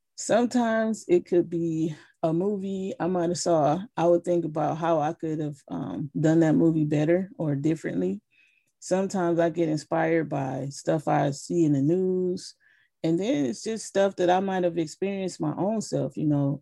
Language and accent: English; Flint, Michigan, United States; growing up in Flint